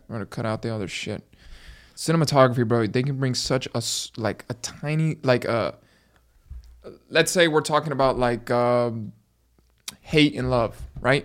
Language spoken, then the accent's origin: English; Miami, Florida, United States; I was born in Miami